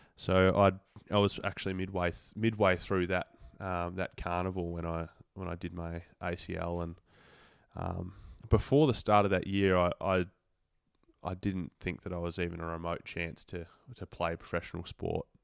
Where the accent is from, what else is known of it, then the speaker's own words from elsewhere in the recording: Devonport, Tasmania, Australia; moved away; I grew up in Devonport, which is at the the top of the state.